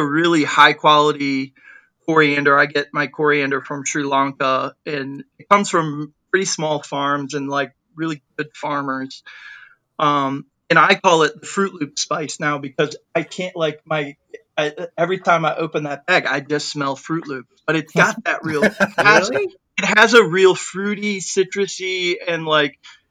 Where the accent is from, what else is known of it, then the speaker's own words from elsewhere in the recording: United States; I'm like an American guy